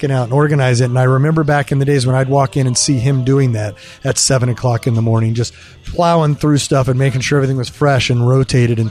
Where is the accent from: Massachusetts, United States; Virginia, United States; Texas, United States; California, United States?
California, United States; Central Valley of; moved away as an adult; also born or lived in upstate New York / Los Angeles / Chicago / Dublin, Ireland; I grew up in the Central Valley of California